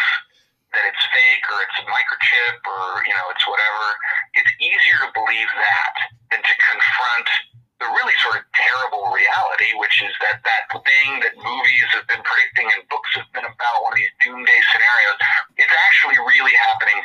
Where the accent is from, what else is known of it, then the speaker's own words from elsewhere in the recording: Texas, United States; moved away; I'm from Texas originally